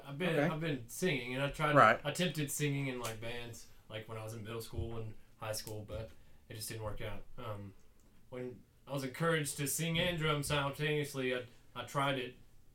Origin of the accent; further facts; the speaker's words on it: Sand Mountain, rural North Georgia, United States; also born or lived in Bryant; I came from Sand Mountain.